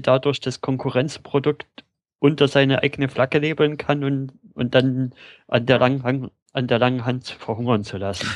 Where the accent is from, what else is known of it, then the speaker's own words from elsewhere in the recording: Germany; bei uns in Deutschland